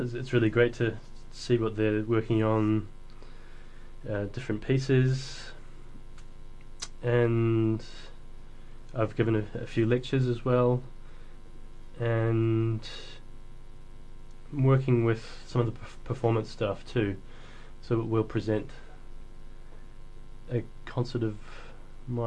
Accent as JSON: {"language": "English", "region": "Hawke's Bay", "country": "New Zealand", "tie": "born or raised there", "also_born_or_lived": "Wellington, New Zealand", "moved": "as an adult", "lives_now": "Dunedin, New Zealand", "said": "So I grew up in Hawke's Bay."}